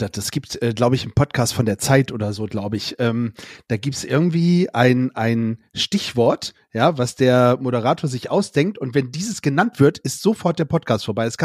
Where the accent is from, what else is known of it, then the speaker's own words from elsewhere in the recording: Bremen, Germany; Ja, weil als Bremer wird man da nicht so ganz immer 100% akzeptiert.